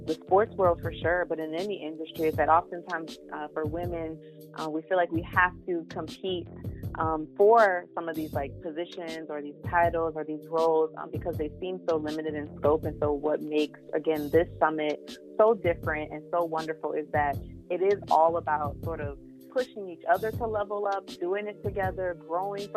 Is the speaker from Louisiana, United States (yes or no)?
yes; New Orleans, Louisiana, United States; I'm from New Orleans